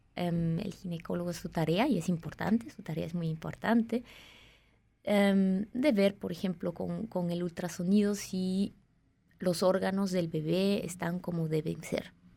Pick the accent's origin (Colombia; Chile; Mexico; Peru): Peru; now in Switzerland; Crecí en Perú, nací en Suiza, pero Luego crecí en Perú